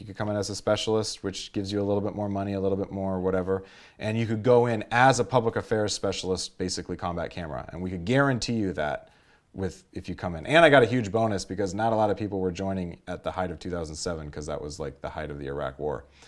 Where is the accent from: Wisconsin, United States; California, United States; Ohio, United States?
California, United States; Los Angeles; I grew up in Los Angeles, the San Fernando Valley.